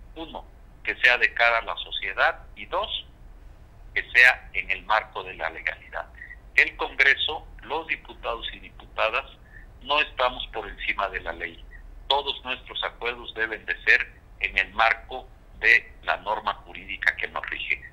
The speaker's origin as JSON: {"language": "Spanish", "region": "Guerrero", "country": "Mexico", "said": "soy orgullosamente guerrerense, soy orgullosamente mexicano"}